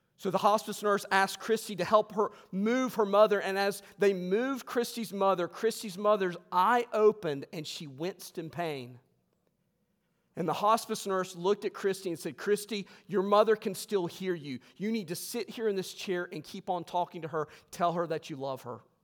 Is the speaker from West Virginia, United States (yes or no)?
yes; West Virginia, United States; I was raised in West Virginia